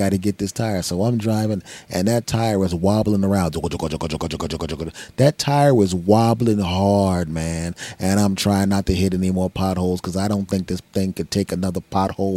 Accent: Philadelphia, Pennsylvania, United States; my hometown of Philadelphia

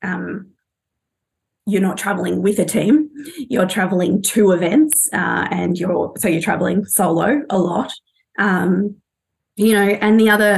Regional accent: Australia; moved away as an adult; also born or lived in London; as an Australian

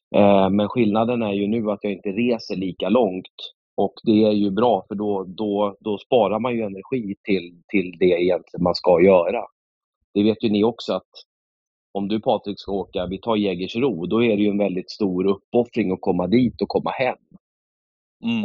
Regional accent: Stockholm, Stockholm County, Sweden; moved away as an adult; now in Slöinge, Sweden; min eh. mamma bor i Nynäshamn, men jag växte upp i, i eh, Akalla, Kista och bodde där i 22 år

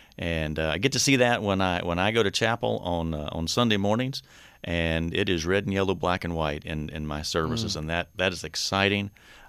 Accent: North Carolina, United States; accent: Southern; I'm uniquely from North Carolina, so you may sense hear a little bit of a Southern accent in me every once in a while.

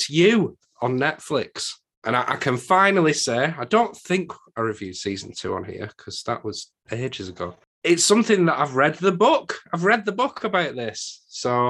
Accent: United Kingdom; accent: northern; my northern accent

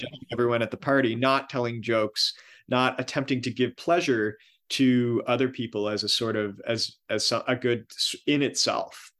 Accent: Miramichi, New Brunswick, Canada; my hometown, Miramichi

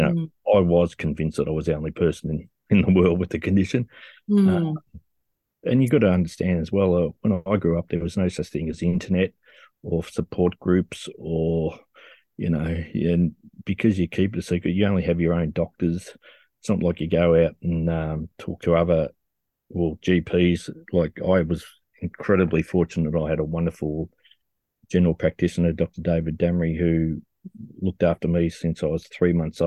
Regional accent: Australia; I'm an adult from Australia

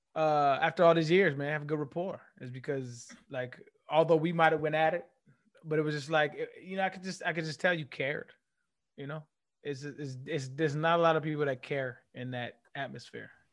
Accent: California, United States; moved away as an adult; also born or lived in Tennessee; I came from Tennessee, from California. California is a very liberal place. It's very loose

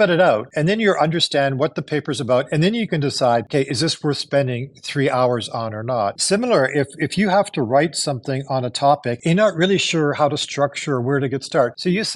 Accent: Canada; also born or lived in Japan; now in United States; I am Canadian

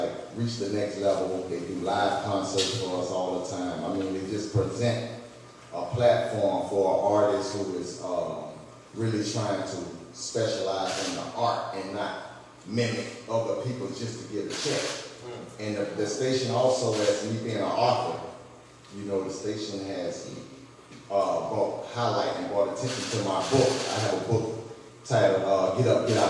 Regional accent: St. Petersburg, Florida, United States; I'm also a hometown resident, born and raised in St. Pete

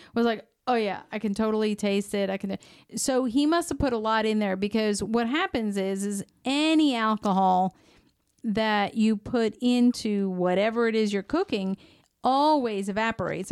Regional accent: United States; growing up in the United States

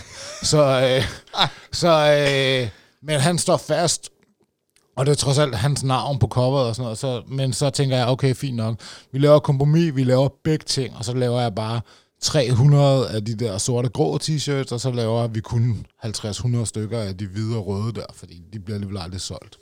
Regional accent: Roskilde, Zealand, Denmark; jeg stammer fra, jeg kan også godt høre det, i Roskilde.

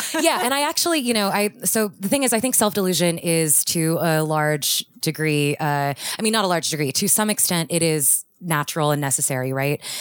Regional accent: Houston, Texas, United States; moved away; I grew up in Houston

